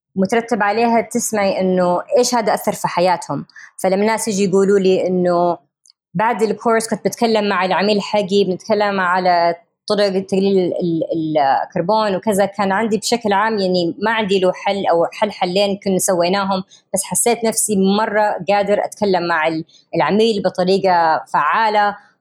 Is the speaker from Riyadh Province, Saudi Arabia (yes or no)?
yes; Riyadh, Riyadh Province, Saudi Arabia; moved away; also born or lived in United States; أنا كسعودية أمريكية تربيت في يعني مولودة في أمريكا تربيت في الرياض عايشه في امريكا 20 سنه